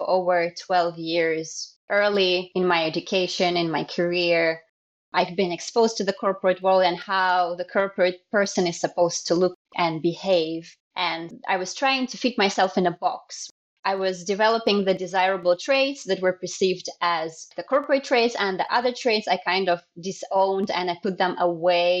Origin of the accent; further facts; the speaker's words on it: Russia; moved away as an adult; also born or lived in Japan / France / Singapore; now in Sochi, Russia; I'm originally from Russia, so I was born here. But half of my life, literally, I lived abroad